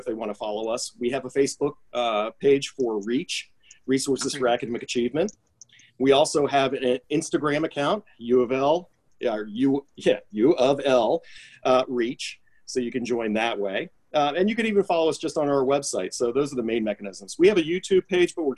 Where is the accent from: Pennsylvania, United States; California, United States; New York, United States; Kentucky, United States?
Kentucky, United States; Louisville; my hometown community here